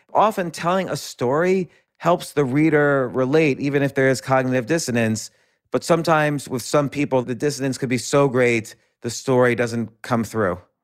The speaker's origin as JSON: {"language": "English", "town": "New York City", "region": "New York", "country": "United States", "tie": "born or raised there", "said": "grew up in and around New York City in the seventies."}